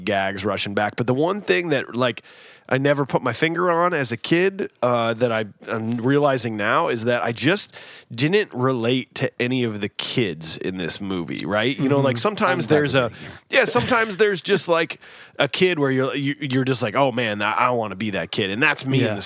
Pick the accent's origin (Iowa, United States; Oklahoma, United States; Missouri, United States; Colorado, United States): Missouri, United States; I grew up in Missouri